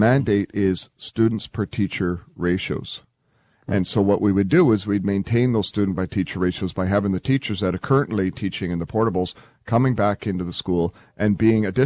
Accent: Prince George, British Columbia, Canada; when I was a student, growing up in Prince George

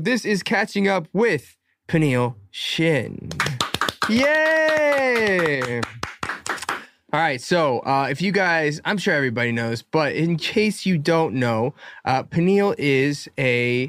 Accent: Alpharetta, Georgia, United States; I'm from Alpharetta, Georgia.

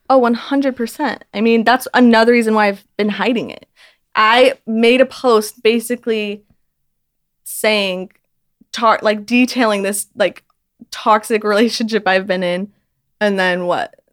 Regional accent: Utah, United States; I'm from Utah where it's just everyone knows everyone.

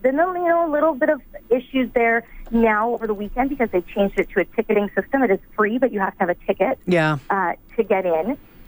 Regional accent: Vancouver, British Columbia, Canada; now in Winnipeg, Canada; I'm originally from Vancouver

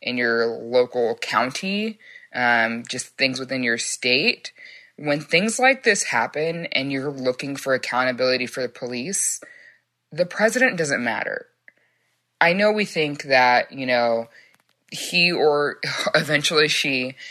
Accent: Frisco, Texas, United States; I'm from Frisco, Texas

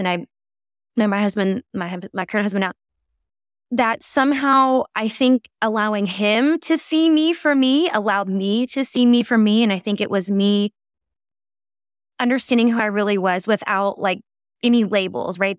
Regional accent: the South, United States; I grew up in the South

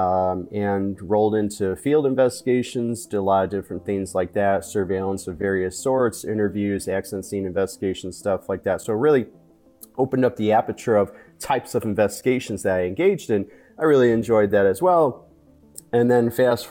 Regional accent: Chicago, Illinois, United States; moved away as an adult; now in Florida, United States; I'm in Florida now. I was born and raised in Chicago

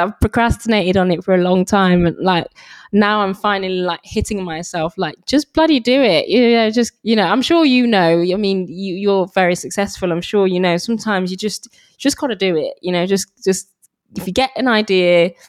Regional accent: England, United Kingdom; So I'm a British Nigerian, you know, for a long time. You know, I kind of suppressed my Nigerian heritage

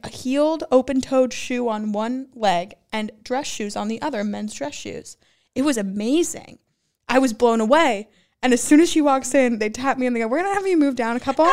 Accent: Los Angeles, California, United States; I'm from L A.

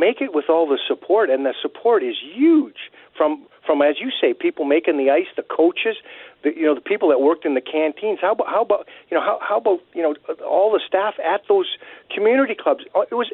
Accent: Winnipeg, Manitoba, Canada; I grew up on Strathcona Street in the West End. I was 8 days a week at Clifton Community Club

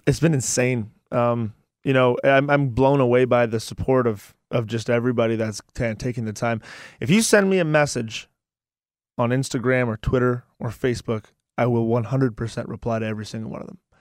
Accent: Ajax, Ontario, Canada; And I'm from Ajax, which is like twenty minutes from

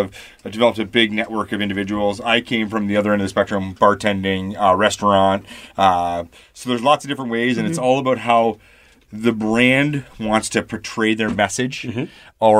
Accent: Canada; I come from Canada

